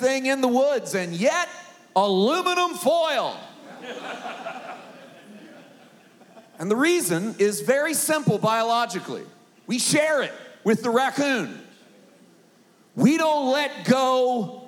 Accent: Poplar Bluff, Missouri, United States; Southeast Missouri, I was born and raised in Poplar Bluff, Missouri

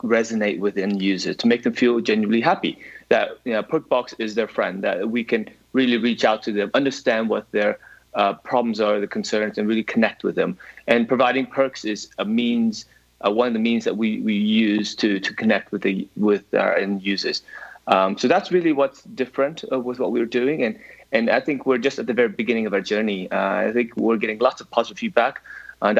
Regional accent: United States; accent: American; now in London, United Kingdom; I'm originally American, actually, so that hints the accent

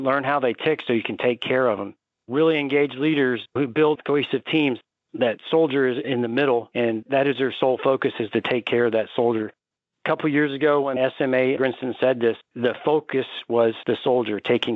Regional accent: Panama City Beach, Florida, United States; moved away as an adult; I grew up in Panama City, Florida. It's really Panama City Beach, Florida.

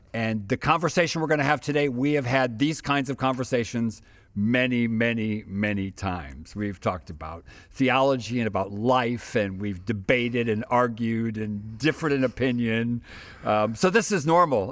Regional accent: United States; I'm American

